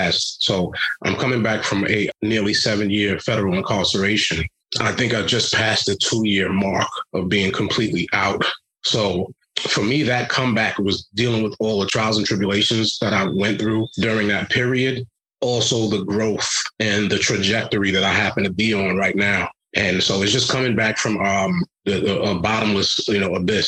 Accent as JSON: {"language": "English", "town": "New York City", "region": "New York", "country": "United States", "tie": "born or raised there", "also_born_or_lived": "Rhode Island", "moved": "as an adult", "lives_now": "New Hampshire, United States", "said": "growing up in Brooklyn, New York is one thing, but to then be in New Hampshire"}